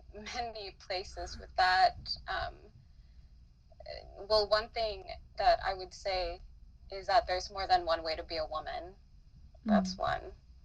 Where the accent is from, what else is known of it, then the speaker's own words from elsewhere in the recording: Philippines; now in United States; I am a first generation Filipina. And when I say first generation, I mean like I was born and raised in the Philippines. And I am also a migrant or a non-US citizen.